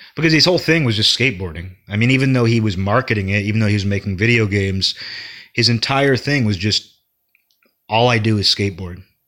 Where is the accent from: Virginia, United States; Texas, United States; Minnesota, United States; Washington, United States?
Washington, United States; Seattle; I'm from Seattle